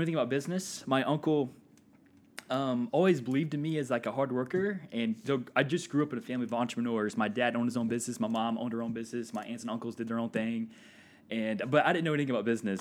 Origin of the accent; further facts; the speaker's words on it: Walker, Louisiana, United States; moved away as an adult; also born or lived in Florida; now in Indiana, United States; I grew up near Baton Rouge, a little town called Walker, Louisiana